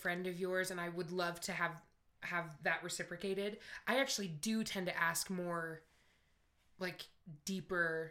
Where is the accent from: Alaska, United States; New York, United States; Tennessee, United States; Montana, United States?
Montana, United States; Montana, where I'm from.